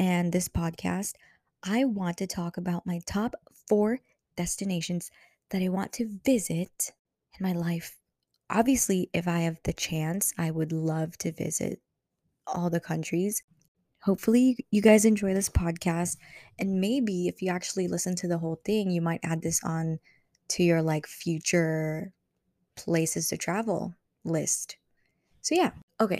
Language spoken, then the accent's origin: English; Philippines; that is Philippines, which is my home country. I will always love the Philippines, and I will always go back there because I have a lot of family there